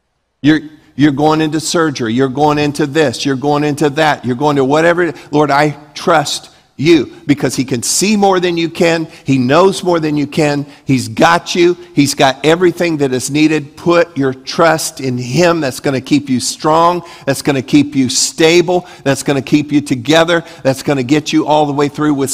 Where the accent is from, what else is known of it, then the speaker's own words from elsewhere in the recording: Leesburg, Florida, United States; I grew up in Leesburg